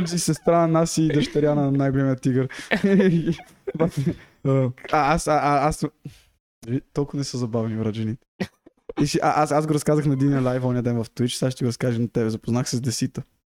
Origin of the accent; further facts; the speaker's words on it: Bulgaria; moved away; аз от България